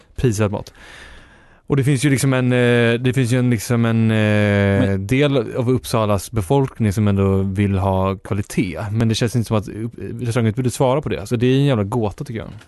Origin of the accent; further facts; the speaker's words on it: Uppland, Sweden; jag är från Uppland